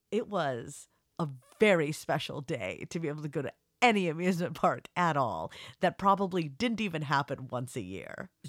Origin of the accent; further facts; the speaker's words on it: Laramie, Wyoming, United States; I grew up in Laramie, Wyoming, and we would make the trip down to Denver